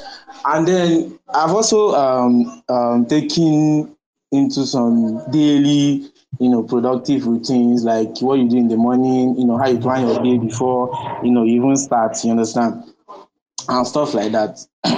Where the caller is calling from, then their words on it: Enugu State, Nigeria; Okay, I'm tuning in from Enugu State, yeah.